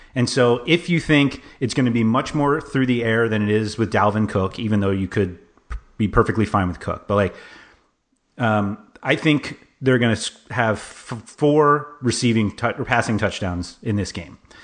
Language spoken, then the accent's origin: English; New York City, New York, United States; I grew up in Manhattan, like, half a mile from Madison Square Garden